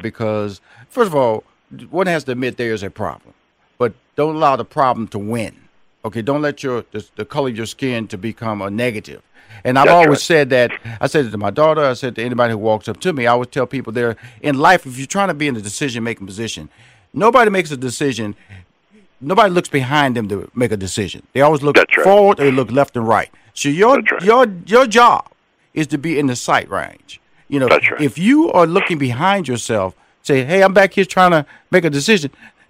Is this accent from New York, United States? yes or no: no; Houston, Texas, United States; That's my hometown. I have a home in Atlanta. I have a home in Houston. I'm born and raised in Houston.